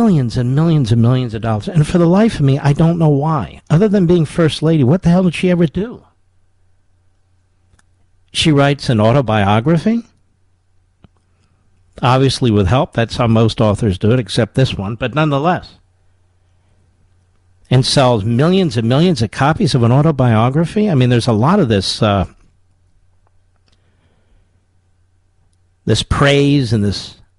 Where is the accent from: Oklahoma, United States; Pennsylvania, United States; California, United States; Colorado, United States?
Pennsylvania, United States; Philadelphia; I grew up near North Philadelphia